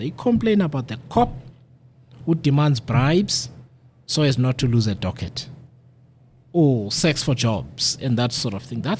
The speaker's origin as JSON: {"language": "English", "town": "Mthatha", "region": "Eastern Cape", "country": "South Africa", "said": "I come from Mthatha"}